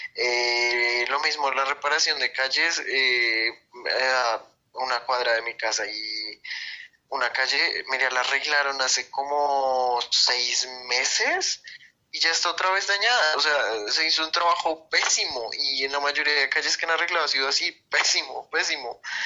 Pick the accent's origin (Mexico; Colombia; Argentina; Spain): Colombia; Bogotá; Soy de la ciudad de Bogotá, Colombia